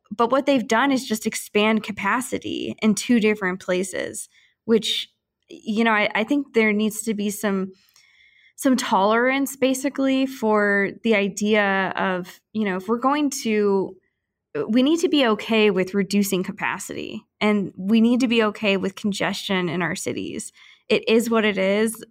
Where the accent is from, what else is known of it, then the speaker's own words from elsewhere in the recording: St. Louis, Missouri, United States; moved away; I'm from Saint Louis originally